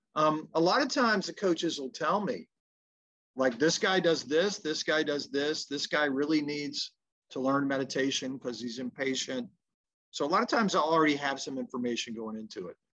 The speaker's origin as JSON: {"language": "English", "region": "the South", "country": "United States", "said": "being a Southerner"}